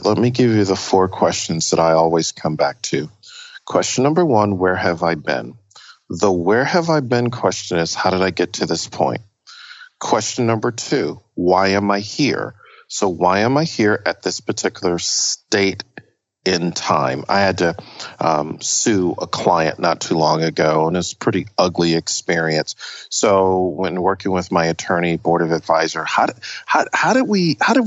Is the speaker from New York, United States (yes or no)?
yes; Buffalo, New York, United States; moved away as an adult; I was born in the ghetto of Buffalo, New York